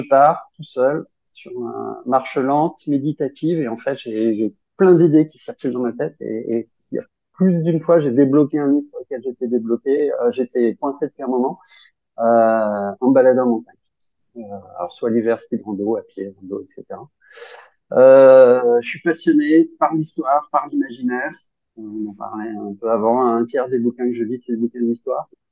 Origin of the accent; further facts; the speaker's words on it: Grenoble, Auvergne-Rhône-Alpes, France; je suis grenoblois